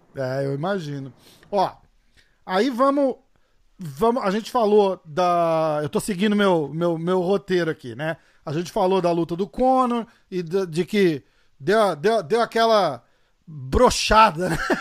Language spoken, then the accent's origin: Portuguese; Brazil; Eu sou brasileiro